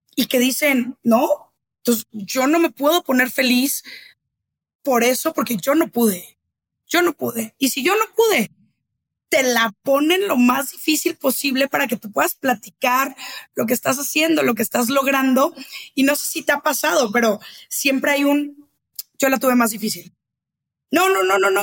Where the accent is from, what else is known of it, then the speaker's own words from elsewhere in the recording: Guadalajara, Jalisco, Mexico; now in Mexico City, Mexico; yo que ya vivo en Ciudad de México y soy de Guadalajara